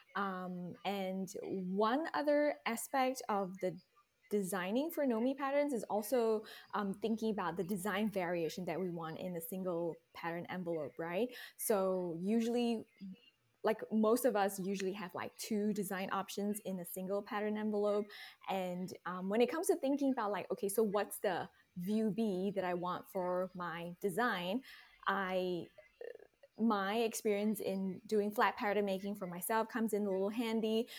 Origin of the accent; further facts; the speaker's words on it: Singapore; moved away as an adult; also born or lived in Texas Hill Country, United States; now in Texas, United States; I was born and raised in Singapore, but I now live in the beautiful Texas Hill Country